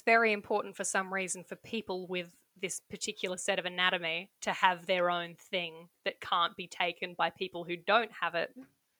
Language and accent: English; Australia; I mean, I would say, hey, come visit Australia, but you're not allowed to.